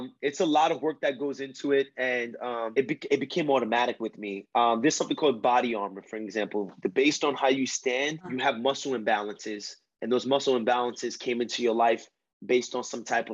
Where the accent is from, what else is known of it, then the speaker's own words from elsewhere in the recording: New York area, United States; accent: Spanish from the Bronx; I'm from the New York area